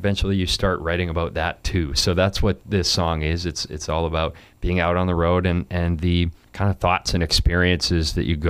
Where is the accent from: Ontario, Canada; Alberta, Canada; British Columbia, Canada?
Alberta, Canada; where I'm from Alberta, which is just north of Montana.